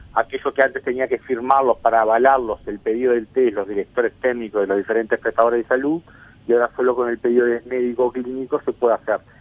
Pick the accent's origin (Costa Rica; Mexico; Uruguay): Uruguay